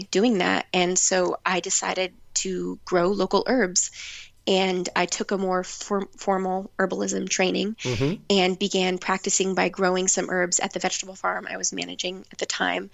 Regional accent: New Jersey, United States; now in New Hope, United States; I volunteered on an organic vegetable farm in my hometown, which I did not know, but it was actually one of the oldest CSAs in New Jersey

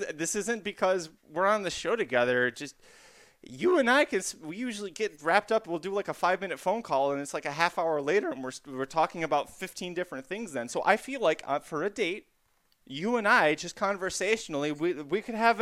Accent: Kalamazoo, Michigan, United States; I'm from Kalamazoo, Michigan.

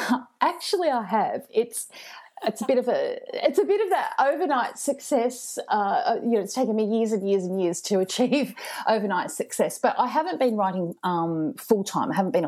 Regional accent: Ocean Grove, Victoria, Australia; I know in my hometown, I'm in Ocean Grove on the Bellarine Peninsula in Victoria. So my closest big town is Geelong

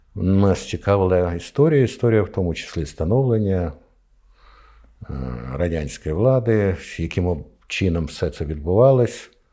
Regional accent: Ukraine; я з України

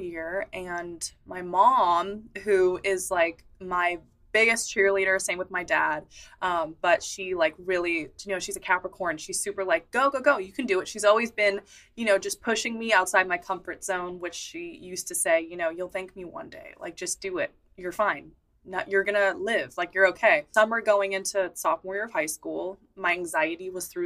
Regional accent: San Francisco, California, United States; I grew up in San Francisco

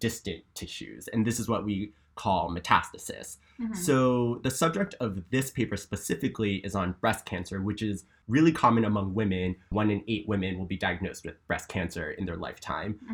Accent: New Jersey, United States; moved away; I'm from New Jersey

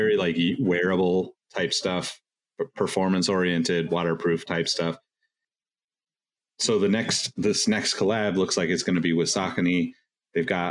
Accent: Sacramento, California, United States; We're both from Sacramento

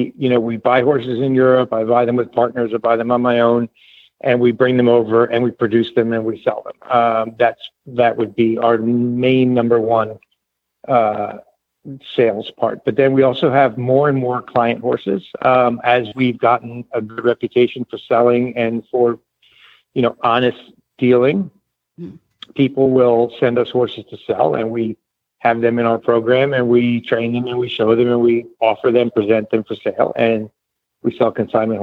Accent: New Jersey, United States; we grew up in New Jersey

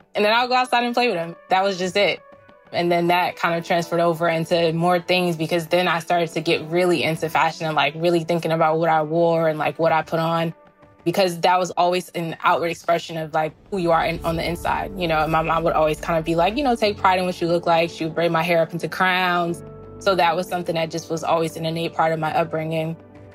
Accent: East Orange, New Jersey, United States; growing up in East Orange, we were really resourceful

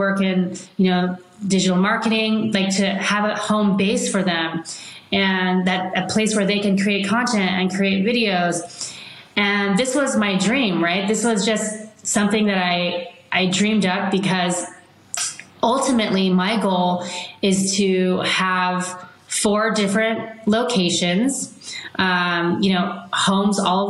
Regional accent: Palos Verdes, California, United States; I grew up in Palos Verdes, so it was very close to the sea

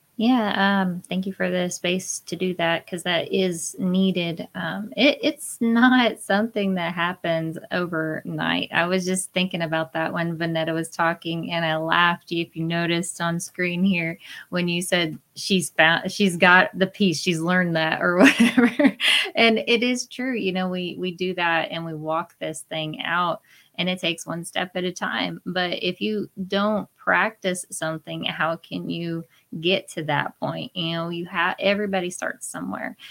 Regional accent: Oklahoma, United States; I'm from Oklahoma

